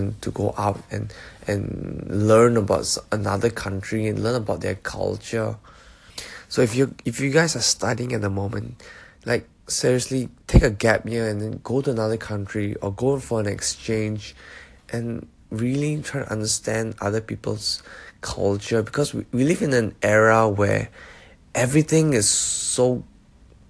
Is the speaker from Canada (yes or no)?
no; Singapore; moved away as an adult; also born or lived in Malaysia; now in Melbourne, Australia; I grew up in Singapore/Malaysia. So I am Malaysian, but I am a PR of Singapore as well. So I did most of my education in Singapore